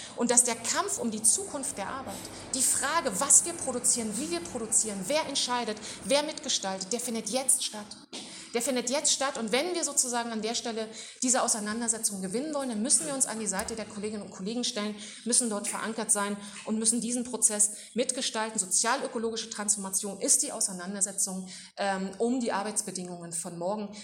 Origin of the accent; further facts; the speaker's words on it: Duisburg, North Rhine-Westphalia, Germany; bei uns in Duisburg